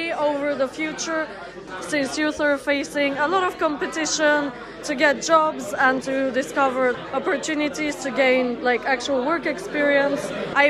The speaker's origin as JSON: {"language": "English", "country": "Bulgaria", "moved": "yes", "lives_now": "United Kingdom", "said": "I am a third year PPE student at the University of Manchester. I'm from Bulgaria, but I've lived in the UK for 9 years."}